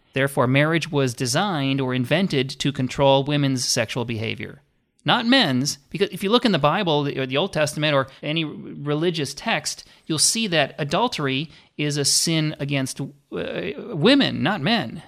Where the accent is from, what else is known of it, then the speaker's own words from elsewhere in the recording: Minnesota, United States; I grew up in Minnesota